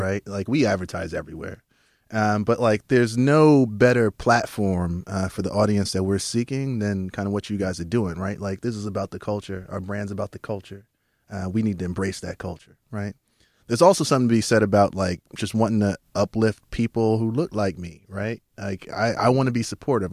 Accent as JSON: {"language": "English", "town": "New York City", "region": "New York", "country": "United States", "tie": "born or raised there", "said": "I was born in Southside Jamaica, Queens"}